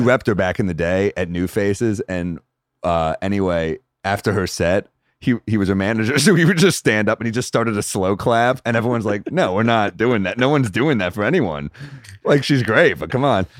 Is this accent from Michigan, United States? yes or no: no; New York City, New York, United States; I'm a New Yorker